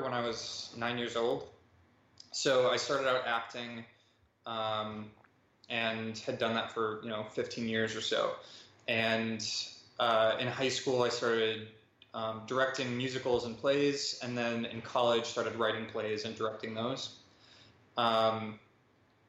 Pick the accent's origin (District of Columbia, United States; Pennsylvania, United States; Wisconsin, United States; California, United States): Wisconsin, United States; moved away as an adult; now in New York City, United States; I'm from Wisconsin, but I just moved to New York City